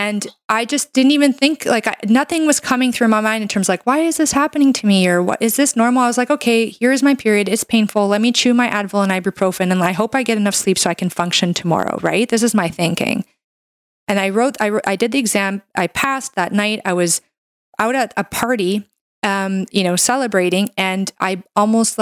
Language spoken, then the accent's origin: English; Canada; I'm a Canadian medical doctor